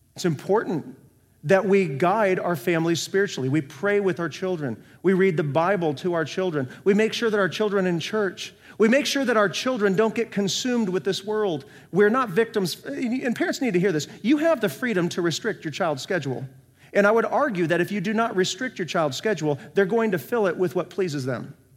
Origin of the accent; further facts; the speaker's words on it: North Iowa, United States; moved away; also born or lived in Central Florida; I grew up in North Iowa, twenty minutes south of the Minnesota border